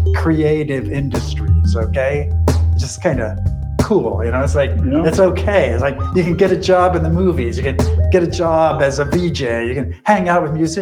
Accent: Austin, Texas, United States; moved away; I was in Austin, which is my hometown

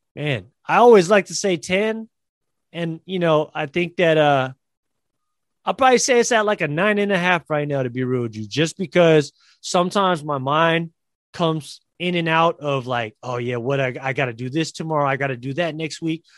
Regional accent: San Francisco, California, United States; San Francisco at the Chase Center in San Francisco, my hometown

